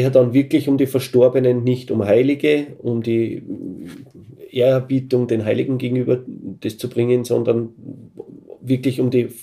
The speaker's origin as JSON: {"language": "German", "region": "Salzkammergut", "country": "Austria", "said": "bei uns in Salzkammergut"}